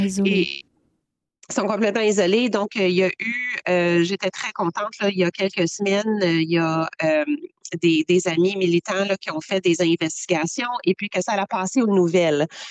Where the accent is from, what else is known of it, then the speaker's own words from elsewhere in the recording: Quebec, Canada; je suis québécoise avec l'antécédence. Euh, amérindien